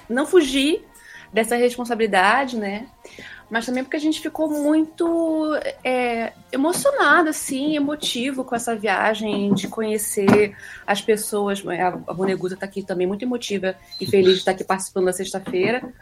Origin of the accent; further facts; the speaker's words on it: São Gonçalo, Rio de Janeiro, Brazil; eu venho de São Gonçalo, uma cidade onde surgiu, assim, é, o funk era muito importante, né, na minha infância, né?